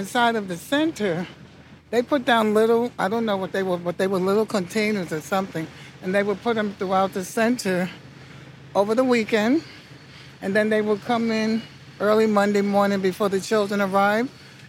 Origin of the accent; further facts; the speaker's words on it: New York City, New York, United States; I grew up in Bushwick.